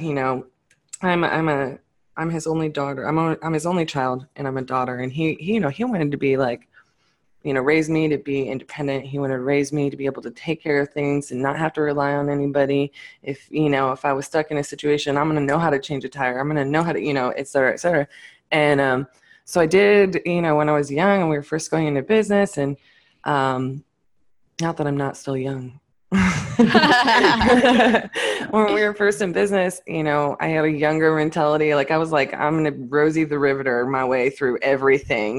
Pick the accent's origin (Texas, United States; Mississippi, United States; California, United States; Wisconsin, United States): Texas, United States; Fort Worth; I'm definitely from Fort Worth.